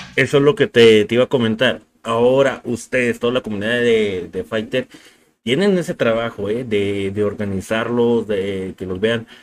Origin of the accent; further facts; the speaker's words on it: Mexico; como mexicanos nosotros